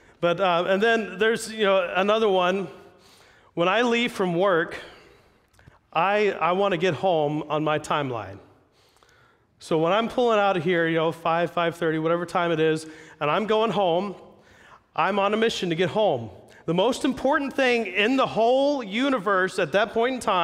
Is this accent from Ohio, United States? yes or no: yes; Jackson, Ohio, United States; moved away as an adult; now in Pacific Northwest, United States; I'm not from here. I grew up in Ohio.